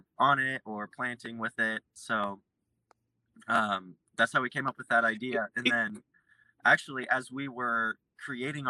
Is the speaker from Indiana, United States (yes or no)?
yes; Lafayette, Indiana, United States; I grew up in Lafayette, Indiana, so not too far from home